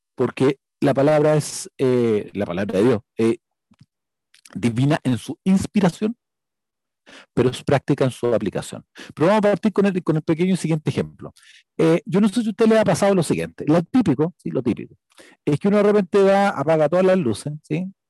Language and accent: Spanish; Chile; soy chileno